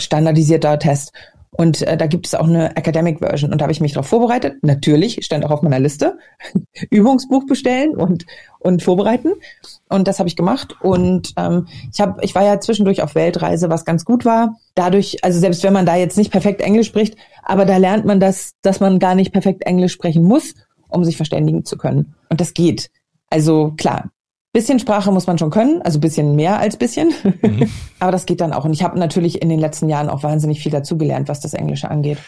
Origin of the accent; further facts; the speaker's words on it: Hamburg, Germany; moved away as an adult; also born or lived in Berlin / Glasgow, Scotland; now in Scotland, United Kingdom; in Hamburg, in meiner alten Heimatstadt